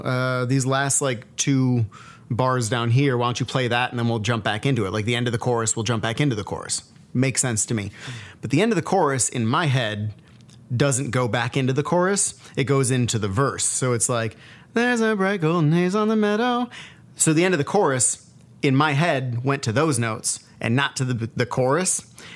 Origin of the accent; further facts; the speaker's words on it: Buffalo, New York, United States; Growing up in Buffalo